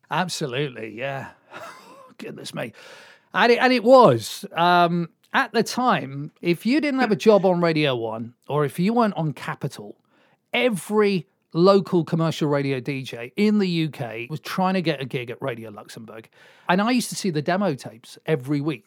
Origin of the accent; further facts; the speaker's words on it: Swansea, Wales, United Kingdom; moved away as an adult; I come from Swansea, and that's where we are